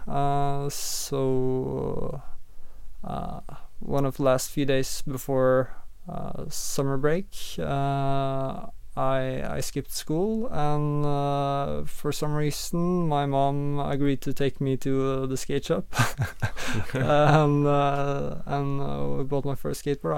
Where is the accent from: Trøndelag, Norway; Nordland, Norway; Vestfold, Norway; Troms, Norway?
Vestfold, Norway; Sandefjord; I grew up in uh, in Sandefjord, uh, currently where I'm living as well, uh, in in Norway